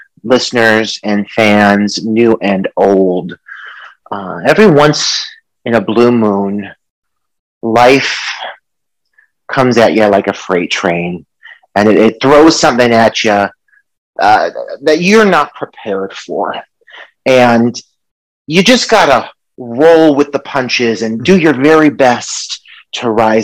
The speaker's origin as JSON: {"language": "English", "country": "United States", "said": "I need to take in order to be readmitted into my home country of the US"}